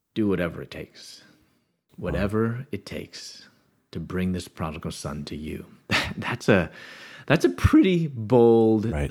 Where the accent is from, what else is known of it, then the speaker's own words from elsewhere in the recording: Chicago, Illinois, United States; moved away as an adult; also born or lived in Louisville, Kentucky; born in the Chicago area